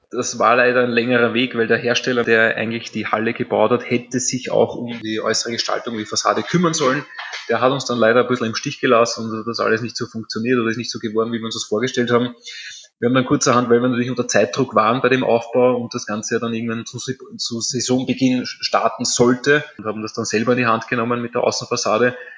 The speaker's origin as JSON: {"language": "German", "region": "Vienna", "country": "Austria", "said": "meine Familie, meine Vorfahren, wir stammen aus dem Prater. Ich bin jetzt quasi in der sechsten Generation tätig."}